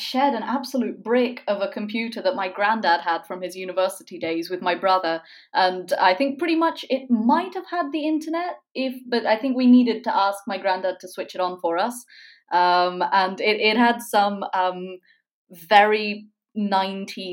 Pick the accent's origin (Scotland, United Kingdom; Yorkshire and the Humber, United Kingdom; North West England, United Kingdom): Scotland, United Kingdom; near Edinburgh; also born or lived in Oxford, United Kingdom; now in Berlin, Germany; I grew up near Edinburgh, where you currently are, and now I'm in Berlin